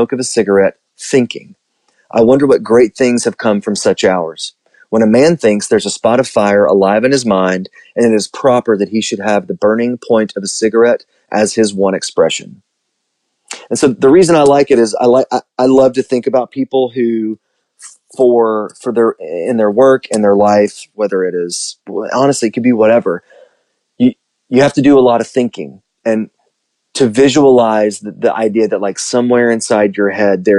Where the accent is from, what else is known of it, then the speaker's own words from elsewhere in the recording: the South, United States; we're from the South